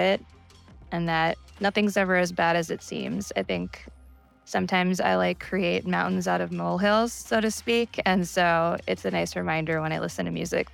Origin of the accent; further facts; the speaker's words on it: New York, United States; moved away as an adult; now in Seattle, United States; I am originally from New York. I moved to Seattle 5 years ago